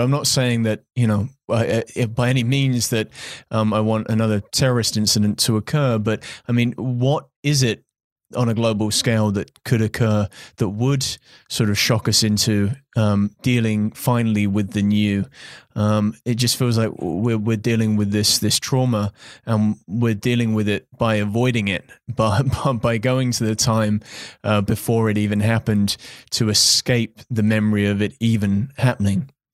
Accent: United Kingdom; I'm British

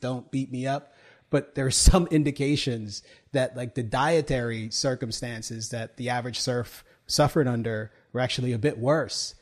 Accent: United States; I was, was born here, but I also take my citizenship very seriously

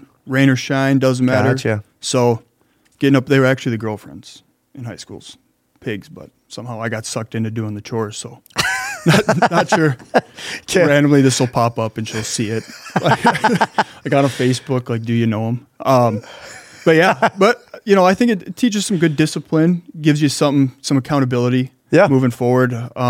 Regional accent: Illinois, United States; I grew up in North Central Illinois. Small farming community.

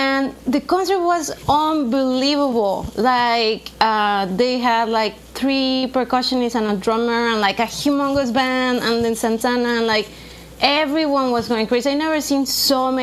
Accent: Mexico City, Mexico; English is a second language; also born or lived in New York; now in United States; I am from Mexico City, born and raised there

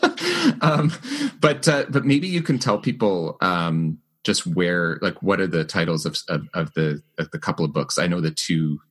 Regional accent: Winnipeg, Manitoba, Canada; Winnipeg, my hometown

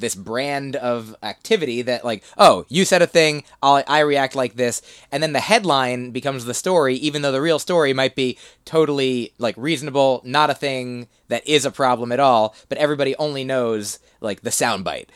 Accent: New Jersey, United States; moved away as an adult; also born or lived in Boston; Grew up in New Jersey, uh, then lived there till eighteen

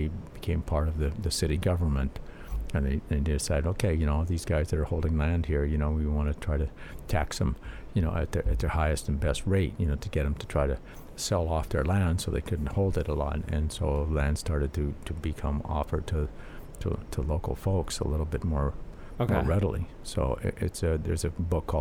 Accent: North Shore of Oahu, Hawaii, United States; I grew up out here on the North Shore, you know, went to elementary school and everything

